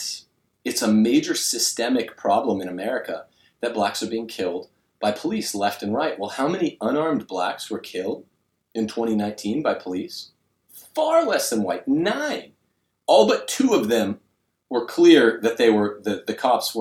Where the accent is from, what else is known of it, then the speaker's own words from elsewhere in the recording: Texas, United States; 16 years old, growing up in Texas